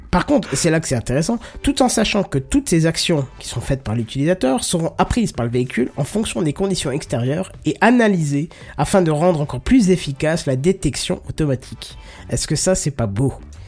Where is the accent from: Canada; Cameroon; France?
France; north-east France; je viens du nord-est de la France